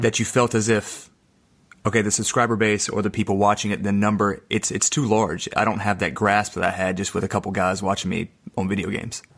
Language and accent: English; Mississippi, United States; we're from Mississippi